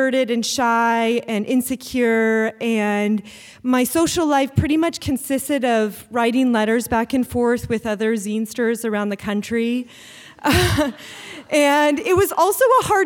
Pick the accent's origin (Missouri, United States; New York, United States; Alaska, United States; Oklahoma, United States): Alaska, United States; Anchorage; I grew up here in Anchorage